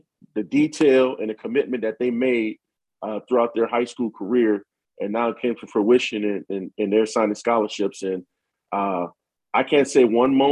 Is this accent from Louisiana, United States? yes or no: yes; Louisiana, United States; now in Michigan, United States; being a Southerner, being from Louisiana